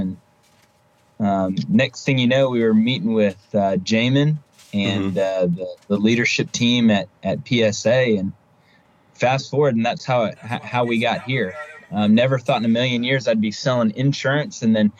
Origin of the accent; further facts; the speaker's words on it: Jacksonville, Florida, United States; also born or lived in Pittsburgh, Pennsylvania; I was born in Pittsburgh, Pennsylvania. I grew up in Jacksonville, Florida, in a family full of athletes.